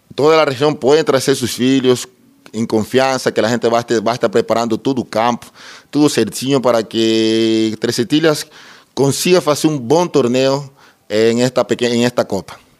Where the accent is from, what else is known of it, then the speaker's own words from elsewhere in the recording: Ecuador; moved away as an adult; now in Treze Tílias, Brazil; sou equatoriano, eu pertencia a todas as categorias do Deportivo Cuenca em Equador. Vim para o Brasil em 2009